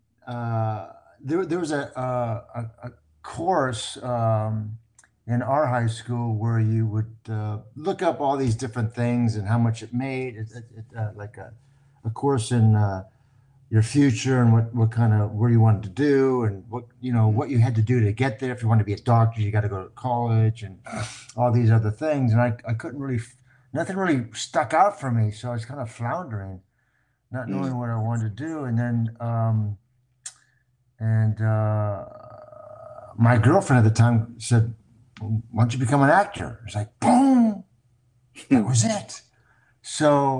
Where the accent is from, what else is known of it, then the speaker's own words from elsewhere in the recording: Covina, California, United States; also born or lived in Hollywood, Los Angeles; I was born on Hollywood Boulevard, believe it or not, and grew up in Covina.